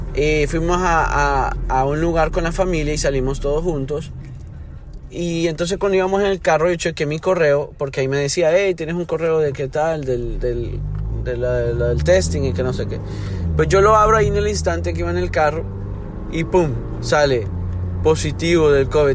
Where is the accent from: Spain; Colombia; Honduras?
Honduras; moved away; yo soy de Honduras and we're built different